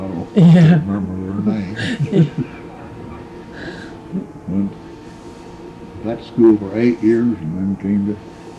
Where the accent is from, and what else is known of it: Marceline, Missouri, United States; born or raised there